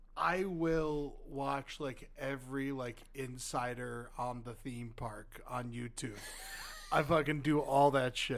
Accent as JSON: {"language": "English", "region": "the South", "country": "United States", "moved": "yes", "lives_now": "Los Angeles, United States", "said": "we're from the South"}